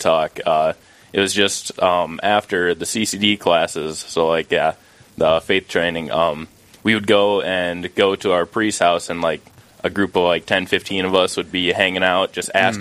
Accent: Ghent, Minnesota, United States; moved away as an adult; now in Brookings, United States; originally from a small town, Ghent, Minnesota

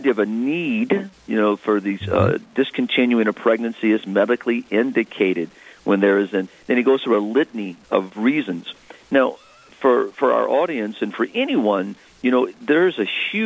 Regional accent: Diocese of Houma-Thibodaux, South Louisiana, United States; I'm from the Diocese of Houma-Thibodaux down in South Louisiana

